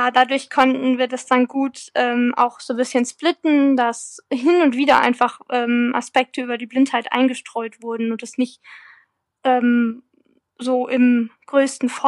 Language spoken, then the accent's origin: German; Freising, Bavaria, Germany; spielt ja in meiner Heimatstadt äh, Freising.